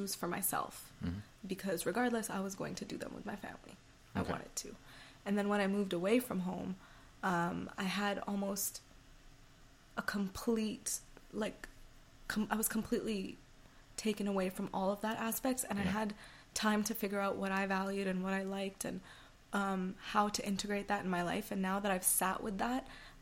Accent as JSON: {"language": "English", "country": "Canada", "also_born_or_lived": "Toronto", "said": "I'm a Canadian girl, yeah. I'm an Indo-Canadian girl"}